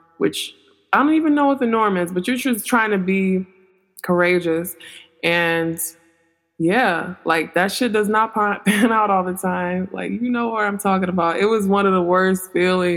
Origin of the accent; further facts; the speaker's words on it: Detroit, Michigan, United States; moved away; I'm from Detroit originally.